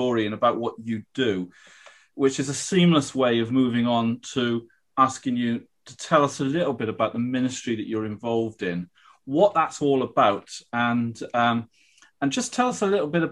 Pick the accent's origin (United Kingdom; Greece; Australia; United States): United Kingdom; South Wales; I grew up in South Wales